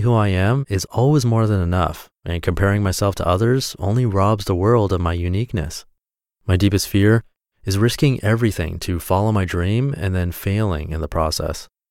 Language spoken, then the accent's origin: English; South Orange County, California, United States; also born or lived in Irvine, California; I was born in South Orange County, California, just a few miles from where I live now, which is in South Orange County, California, still